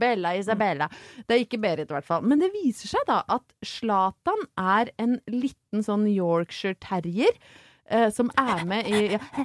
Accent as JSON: {"language": "Norwegian", "town": "Brøttum", "region": "Innlandet", "country": "Norway", "said": "jeg er fra Brøttum"}